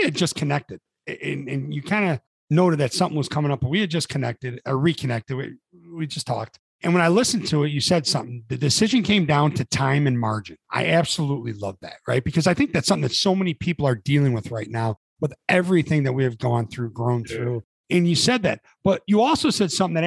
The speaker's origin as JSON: {"language": "English", "town": "Chicago", "region": "Illinois", "country": "United States", "said": "I'm from Chicago"}